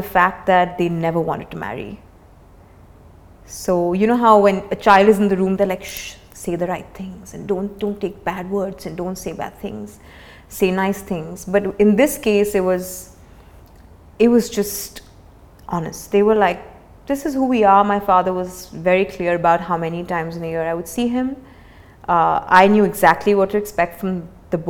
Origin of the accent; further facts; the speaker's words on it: India; also born or lived in Mumbai; a kid growing up in India